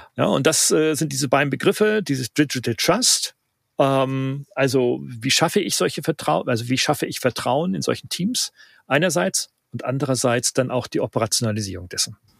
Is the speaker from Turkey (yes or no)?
no; Northern Germany, Germany; ich bin ja Norddeutscher